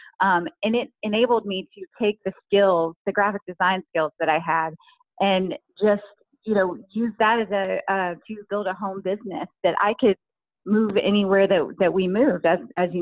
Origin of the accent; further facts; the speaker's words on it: Kentucky, United States; moved away as an adult; my home state of Kentucky